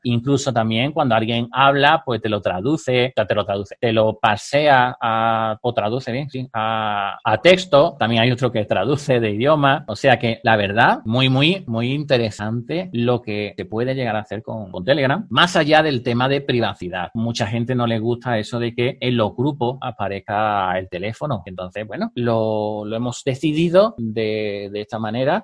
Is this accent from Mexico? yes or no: no; southern Spain, Spain; como soy del sur de España, pues hablo un poco rápido